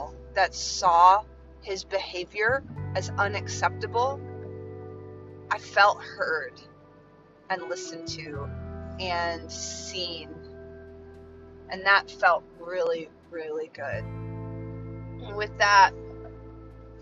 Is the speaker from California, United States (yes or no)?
no; Chicago, Illinois, United States; I was born in Chicago